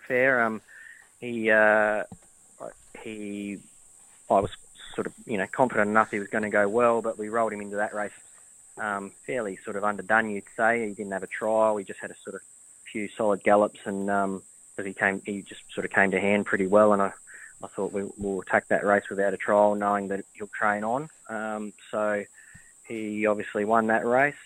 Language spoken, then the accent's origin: English; Adelaide, South Australia, Australia; moved away; also born or lived in Victoria; I'm originally from Adelaide